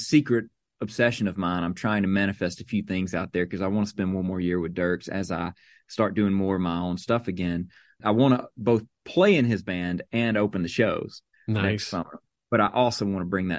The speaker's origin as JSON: {"language": "English", "region": "Mississippi", "country": "United States", "tie": "born or raised there", "said": "she grew up just south of me in Louisiana, where I grew up in Mississippi. And we grew up making road trips with our families to Nashville."}